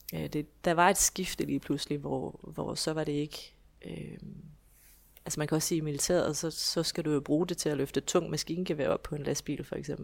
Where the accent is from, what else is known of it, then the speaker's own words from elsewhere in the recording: Esbjerg, Southern Denmark, Denmark; jeg kommer fra Esbjerg, hvor jeg bor i hus med min mand og mine tre børn